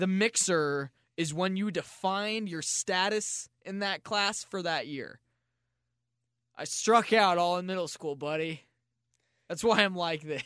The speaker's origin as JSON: {"language": "English", "town": "St. Louis", "region": "Missouri", "country": "United States", "tie": "born or raised there", "said": "I was born in Saint Louis"}